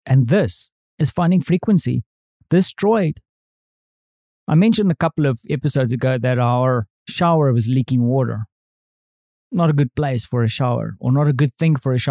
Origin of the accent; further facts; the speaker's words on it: South Africa; now in Europe; as a South African, I'm used to living in houses with thick walls.